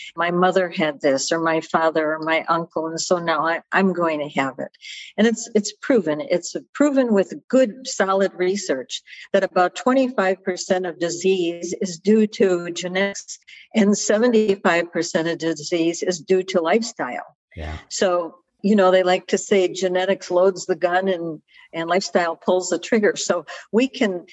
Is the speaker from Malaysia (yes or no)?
no; Chicago, Illinois, United States; also born or lived in Naples, Italy (family origin); I'm hailing from Chicago.